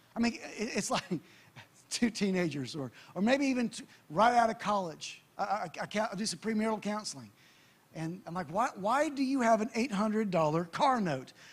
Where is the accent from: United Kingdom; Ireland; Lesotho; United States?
United States; I'm American